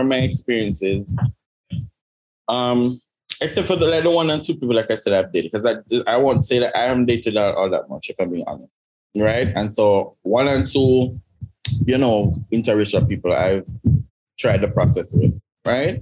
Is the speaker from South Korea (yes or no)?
no; Jamaica